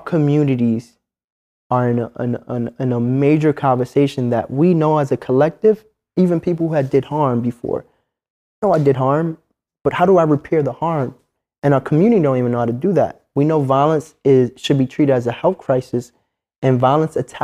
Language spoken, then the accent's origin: English; New York City, New York, United States; I'm from Harlem